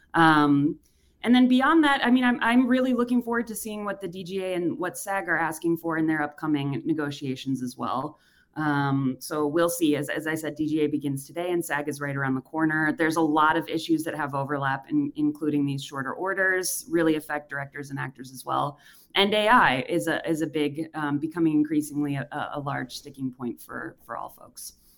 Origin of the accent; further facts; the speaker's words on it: Racine, Wisconsin, United States; moved away; I'm from Wisconsin as well. I grew up in Racine.